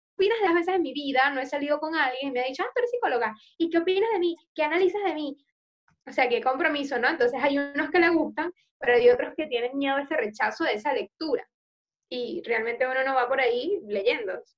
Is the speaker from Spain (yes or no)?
no; Ecuador; moved away; yo soy de Ecuador